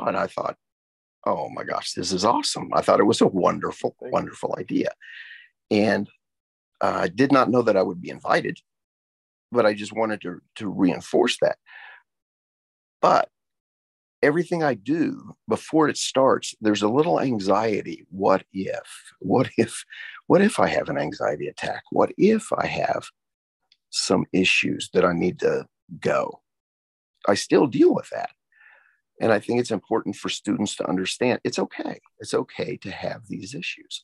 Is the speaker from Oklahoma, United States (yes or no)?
yes; Tulsa, Oklahoma, United States; how much I love my hometown and how pleased that a former student is currently the mayor